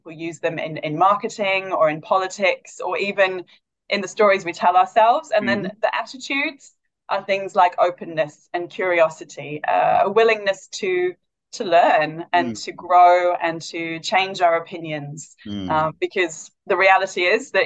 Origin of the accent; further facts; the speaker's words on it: Wales, United Kingdom; moved away as an adult; also born or lived in London; now in Perth, Australia; I'm originally from Wales in the UK. I've lived in Perth 12 years